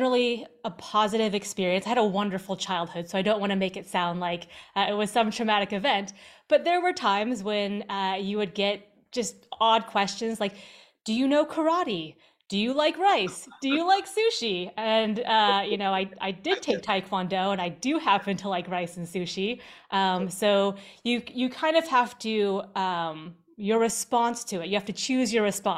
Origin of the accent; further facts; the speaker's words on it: Seattle, Washington, United States; accent: American; also born or lived in Seoul, South Korea; I was born in Seoul, South Korea, and my parents flew over and picked me up and brought me back to the States, and I was raised in Seattle